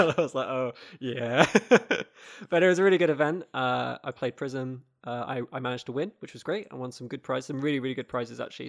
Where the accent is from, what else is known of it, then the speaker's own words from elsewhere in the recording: United Kingdom; as British people in the U K